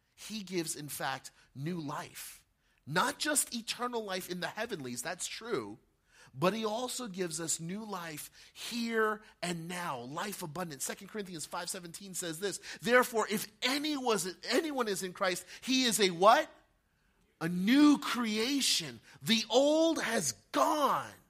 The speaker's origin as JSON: {"language": "English", "town": "Montville", "region": "New Jersey", "country": "United States", "tie": "born or raised there", "said": "Back when I was 12 years old, growing up in Montville, right, just up the street, Morris County"}